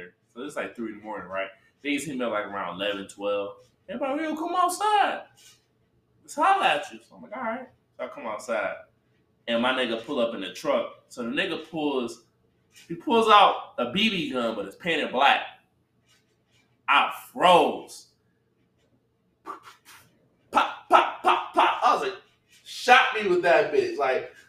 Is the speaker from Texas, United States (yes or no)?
no; Detroit, Michigan, United States; I'm from Detroit